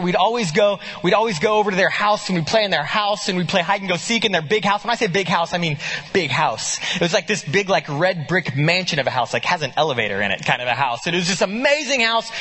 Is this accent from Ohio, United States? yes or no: no; Muskogee, Oklahoma, United States; moved away; I grew up in a little town, uh, uh, called Muskogee, Oklahoma